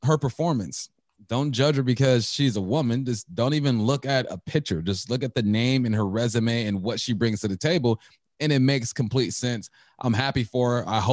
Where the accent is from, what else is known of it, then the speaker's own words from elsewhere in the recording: California, United States; now in Washington, United States; I'm from California